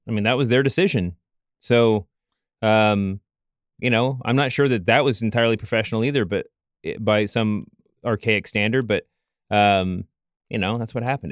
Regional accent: Louisville, Kentucky, United States; I grew up in Louisville, Kentucky

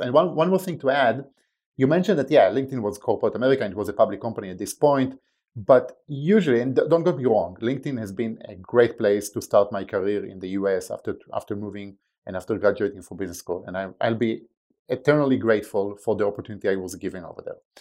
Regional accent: Israel; English is a second language; moved away as an adult; now in United States; as you can probably tell by my accent, I wasn't born and raised in the States. Uh, I was born in Israel, uh, where at the age of eighteen, I joined, uh, the military

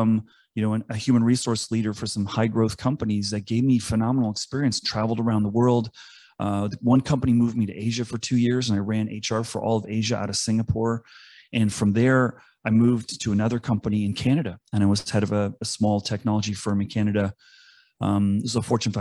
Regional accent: East Coast, United States; I grew up on the East Coast

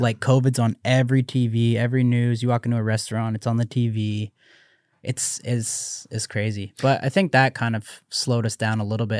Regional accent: Canada; I'm Canadian

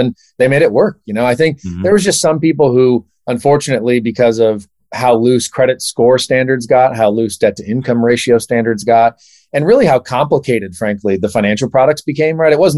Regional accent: San Diego, California, United States; also born or lived in San Francisco; I grew up in Southern California, as I mentioned, San Diego specifically

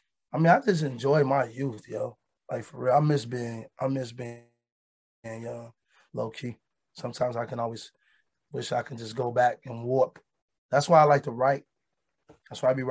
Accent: Chicago, Illinois, United States; we experienced trauma as kids growing up in Chicago

